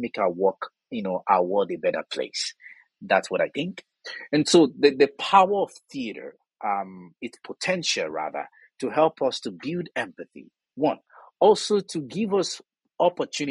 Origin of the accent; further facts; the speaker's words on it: Southwest Nigeria, Nigeria; accent: Yoruba; moved away as an adult; also born or lived in Jos, Nigeria; now in Canada; I am originally from Nigeria, moving from one place to another has always been a part of my own life. I was born in southwest part of Nigeria